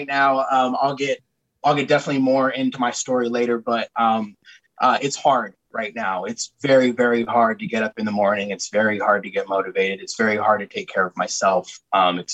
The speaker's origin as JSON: {"language": "English", "town": "Oxnard", "region": "California", "country": "United States", "said": "I hail from Oxnard, California"}